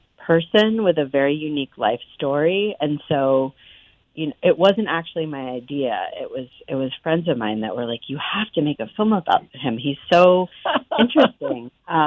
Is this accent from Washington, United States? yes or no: no; Amherst, Massachusetts, United States; Well, I was actually born at Coolidge Dick, and I grew up in Amherst. And so this is my home.